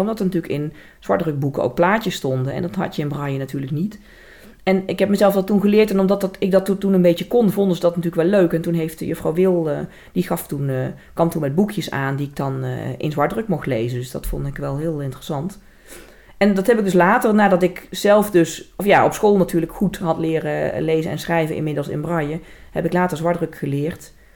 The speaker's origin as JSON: {"language": "Dutch", "town": "Velp", "region": "Gelderland", "country": "Netherlands", "accent": "zachte G", "said": "in Velp, waar ik vandaan kom"}